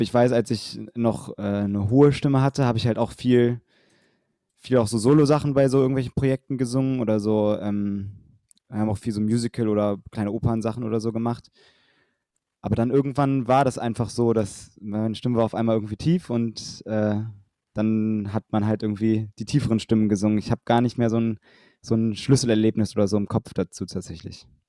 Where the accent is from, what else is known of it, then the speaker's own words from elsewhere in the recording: Bonn, North Rhine-Westphalia, Germany; in Bonn gesungen, wo ich herkomme